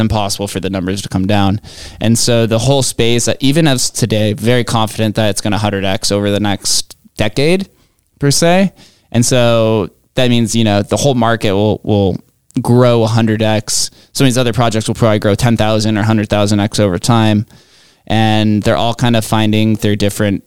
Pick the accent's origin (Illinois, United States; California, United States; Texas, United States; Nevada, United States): Nevada, United States; Las Vegas; Growing up in Vegas